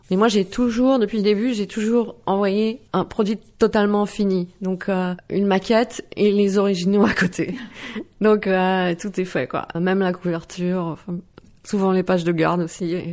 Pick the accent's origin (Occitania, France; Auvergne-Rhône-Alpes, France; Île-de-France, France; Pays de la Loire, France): Île-de-France, France; Bièvres; first language Dutch; moved away as an adult; now in Netherlands; mes parents sont néerlandais, mais j'ai grandi euh, en France, près de Paris, à Bièvre